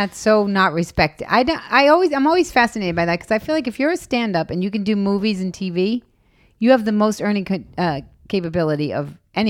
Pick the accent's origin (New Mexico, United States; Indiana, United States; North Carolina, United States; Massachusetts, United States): Massachusetts, United States; Boston; born or raised there; moved away; also born or lived in New York